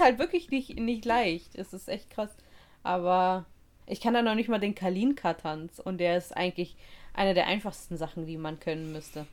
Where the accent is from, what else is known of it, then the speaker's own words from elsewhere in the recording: Russia; now in Germany; Als Russin